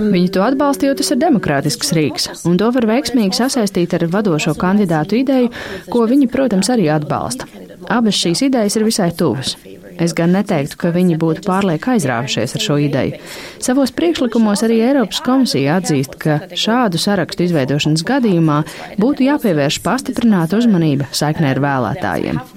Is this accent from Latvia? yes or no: no; Germany; now in Brussels, Belgium; Es nāku no Vācijas